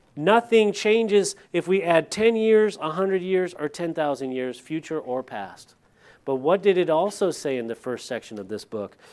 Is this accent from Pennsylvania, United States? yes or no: no; California, United States; moved away; I'm from California, and the area that I lived in behind my old house was the La Purisma State Park